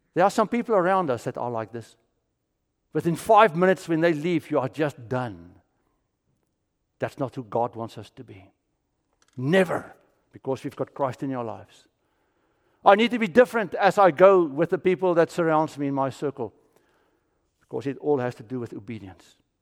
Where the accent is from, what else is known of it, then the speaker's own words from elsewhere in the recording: South Africa; also born or lived in Orlando / Kissimmee; now in Florida, United States; I'm from South Africa